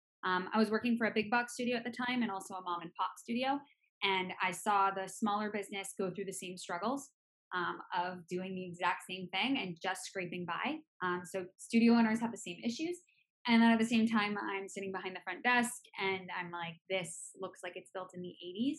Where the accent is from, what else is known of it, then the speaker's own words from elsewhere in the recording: Boston, Massachusetts, United States; moved away as an adult; now in California, United States; I'm originally from Boston, Massachusetts, East Coaster at heart.